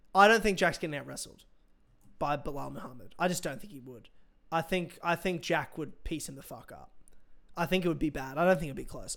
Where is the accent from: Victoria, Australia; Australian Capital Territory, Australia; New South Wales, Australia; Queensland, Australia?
Queensland, Australia; Brisbane; my hometown